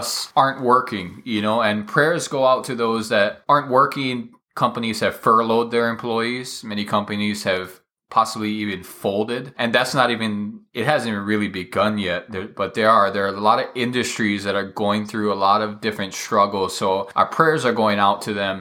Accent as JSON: {"language": "English", "region": "Hawaii", "country": "United States", "said": "I'm from Hawaii"}